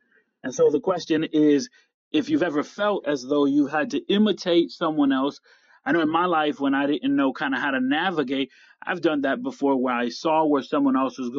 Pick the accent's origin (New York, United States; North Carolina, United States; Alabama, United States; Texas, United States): New York, United States; upstate; I am from upstate New York